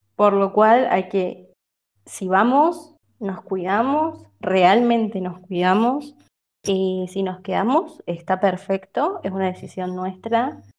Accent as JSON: {"language": "Spanish", "region": "Córdoba", "country": "Argentina", "said": "yo soy de Córdoba"}